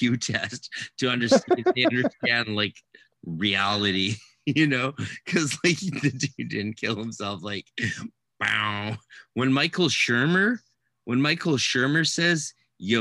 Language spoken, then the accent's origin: English; Canada; I'm Canadian, so obviously I speak fluent Francais